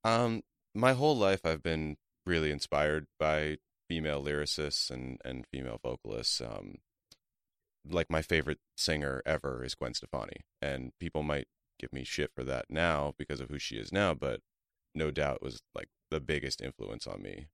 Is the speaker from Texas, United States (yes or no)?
no; Calabasas, California, United States; I grew up in the San Fernando Valley, uh, mostly in Calabasas, though